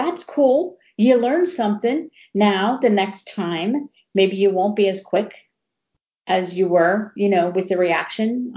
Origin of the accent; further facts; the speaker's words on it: Ohio, United States; now in Texas, United States; I grew up in Ohio